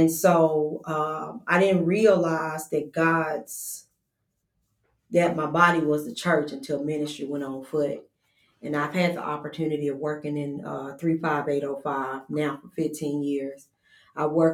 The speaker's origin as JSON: {"language": "English", "town": "Huntsville", "region": "Alabama", "country": "United States", "tie": "born or raised there", "said": "I'm a Huntsville native, and I grew up in the Rocket City on North Parkway"}